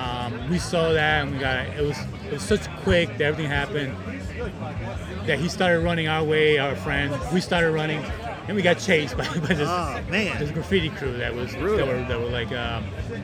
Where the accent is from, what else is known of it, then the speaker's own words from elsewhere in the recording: New York City, New York, United States; I grew up doing the graffiti when I was, I guess I was 11 or 12, growing up in Queens, New York City.